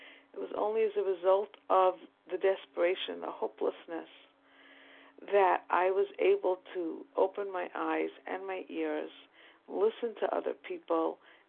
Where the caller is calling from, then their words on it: New York, United States; from New York.